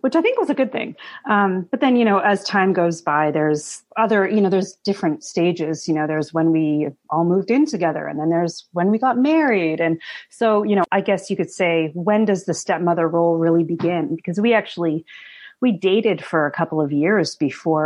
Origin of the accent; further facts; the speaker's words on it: Canada; English background growing up in Canada